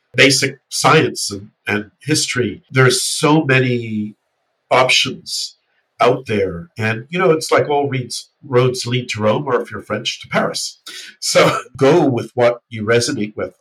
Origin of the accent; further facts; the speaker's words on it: New Zealand; when I went to school in New Zealand